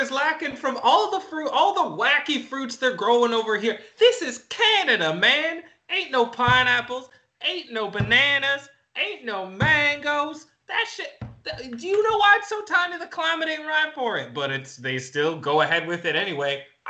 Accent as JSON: {"language": "English", "region": "Southern United States", "country": "United States", "said": "I'm from God's country. I'm from the South, bitch. We know how to grow food down there."}